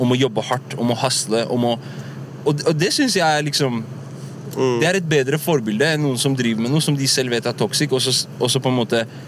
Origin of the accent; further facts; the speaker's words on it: Oslo, Norway; also born or lived in United States; vi vokst opp på Furuset